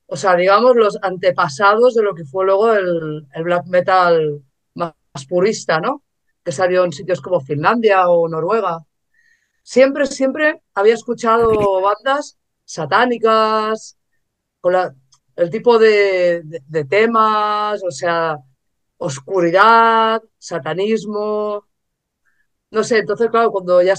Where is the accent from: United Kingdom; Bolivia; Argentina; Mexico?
United Kingdom; England; now in Spain; yo viajaba mucho a Inglaterra porque soy inglesa.